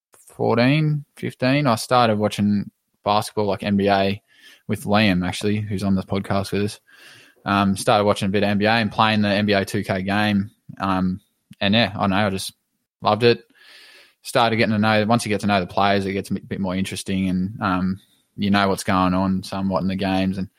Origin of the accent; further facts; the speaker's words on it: Albury-Wodonga, Australia; also born or lived in Corowa; So when I was a kid, I grew up in Albury, Wodonga. Oh, started in Corowa, but I moved to Albury, Wodonga as a really young kid.